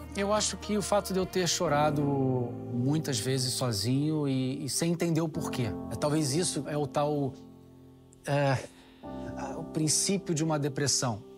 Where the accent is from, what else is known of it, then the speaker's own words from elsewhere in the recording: Rio de Janeiro, Brazil; moved away as an adult; also born or lived in Japan; now in Italy; Carioca, nascido e criado no Rio de Janeiro, porém, de origem de descendência italiana